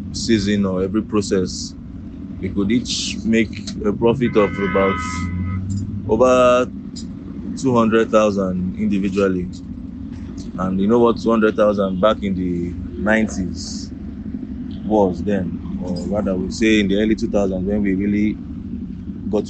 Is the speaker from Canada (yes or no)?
no; Ubakala, Abia, Nigeria; I'm from Abia State, Ubakala in Abia State.